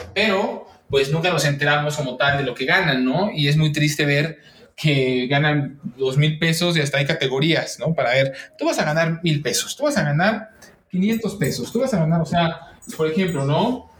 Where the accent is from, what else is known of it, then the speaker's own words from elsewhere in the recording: Mexico; soy mexicano